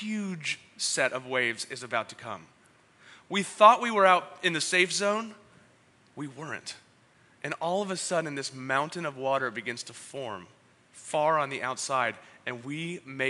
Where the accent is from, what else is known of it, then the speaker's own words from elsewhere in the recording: San Diego, California, United States; moved away as an adult; also born or lived in San Francisco; After being born and raised in Ocean Beach, living up in San Francisco for 13 years